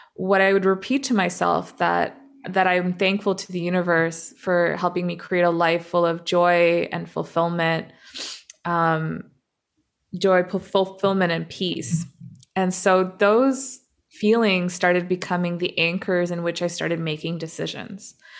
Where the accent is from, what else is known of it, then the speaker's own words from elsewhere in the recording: Toronto, Ontario, Canada; also born or lived in Dubai; now in Vancouver, Canada; when I was six, um, my family immigrated to, to Canada, to Toronto